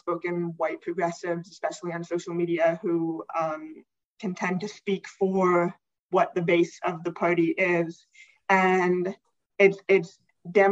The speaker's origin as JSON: {"language": "English", "town": "New York City", "region": "New York", "country": "United States", "said": "I'm from New York City"}